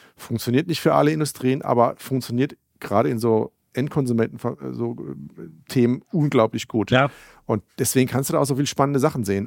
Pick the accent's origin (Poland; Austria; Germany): Germany; wir als Deutsche